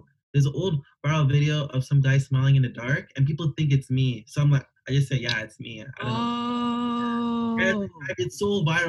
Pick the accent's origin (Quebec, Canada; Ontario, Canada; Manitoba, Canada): Manitoba, Canada; Winnipeg; people don't know that I'm from Winnipeg.